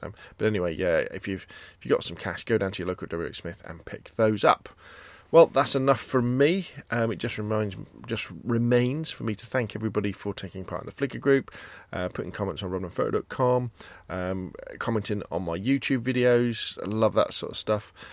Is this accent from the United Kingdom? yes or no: yes; Gosport, South East England, United Kingdom; Gosport High Street, kind of my, uh, version, my attempt at street photography. Again, it's my hometown